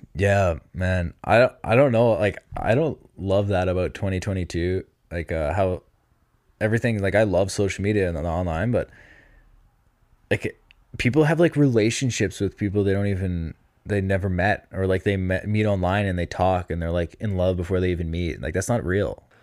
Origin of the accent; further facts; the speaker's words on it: Massachusetts, United States; I'm from Mass